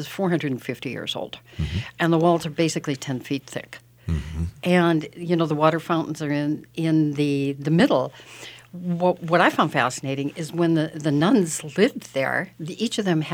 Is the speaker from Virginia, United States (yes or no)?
no; New York, United States; moved away; also born or lived in Peru; as a New Yorker